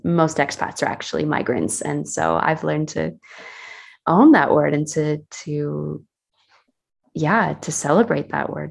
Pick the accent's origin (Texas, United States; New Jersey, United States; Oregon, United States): New Jersey, United States; Northern; moved away as an adult; now in Switzerland; I'm originally from the US. I was from New Jersey community, Northern New Jersey